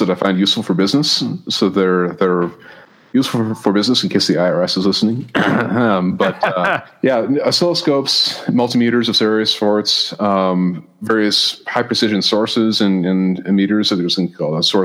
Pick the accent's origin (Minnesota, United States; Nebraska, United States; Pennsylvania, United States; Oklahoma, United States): Minnesota, United States; Maple Grove; moved away as an adult; also born or lived in St. Paul, Minnesota / Plymouth, Minnesota / Indiana / Stanford, California; now in Denver, United States; I grew up in Maple Grove and then lived for a while in Plymouth and in St. Paul